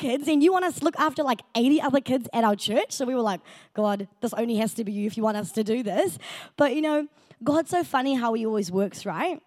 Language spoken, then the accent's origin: English; South Africa; moved away; I am South African